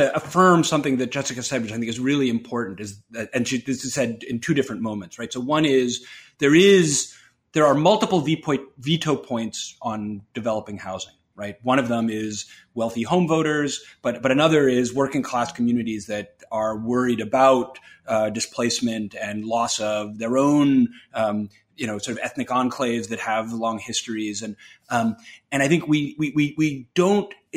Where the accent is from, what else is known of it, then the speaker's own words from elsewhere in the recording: New York, United States; I grew up in New York